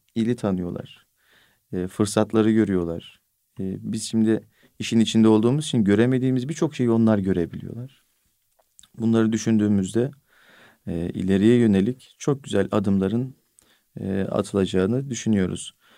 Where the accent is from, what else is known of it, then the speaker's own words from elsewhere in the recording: Bolu Province, Turkey; benim memleketim Bolu